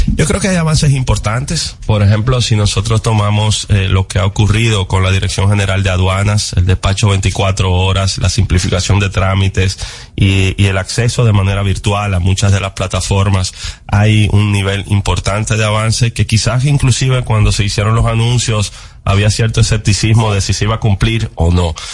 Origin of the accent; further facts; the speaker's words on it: Dominican Republic; como dominicanos